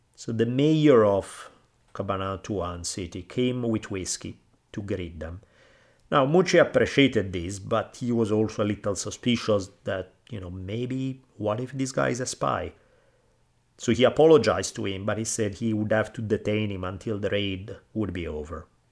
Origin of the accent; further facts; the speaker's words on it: Italy; now in United States; where I grew up in Italy